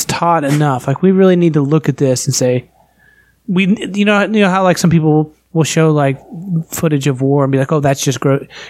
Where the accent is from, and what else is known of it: West Virginia, United States